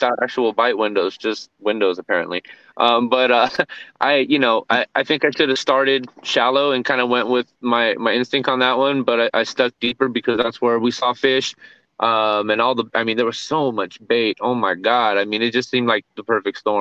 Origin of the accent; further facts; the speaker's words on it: California, United States; moved away; also born or lived in Texas; we're from Cali originally.